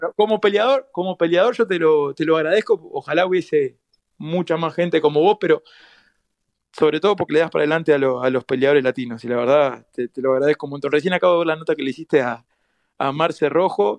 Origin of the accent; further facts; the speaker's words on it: Uruguay; de donde vengo yo, de, Uruguay, eh, somos como una, somos muy, muy poquitos, somos 3 millones nada más